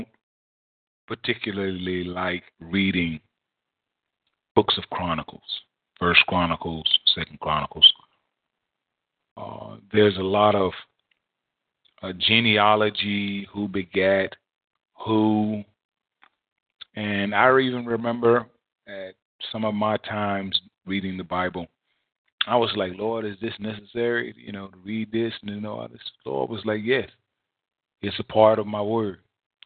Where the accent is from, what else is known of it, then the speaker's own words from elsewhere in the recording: United States; we as American citizens